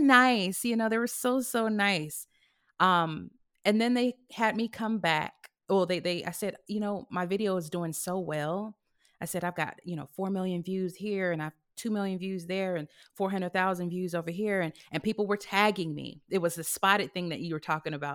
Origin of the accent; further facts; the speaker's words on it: California, United States; also born or lived in Houston; now in Los Angeles, United States; I came from Houston, even though I'm from California